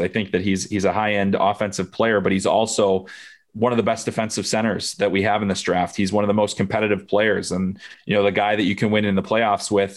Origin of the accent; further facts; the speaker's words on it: United States; I am American, I'm U S based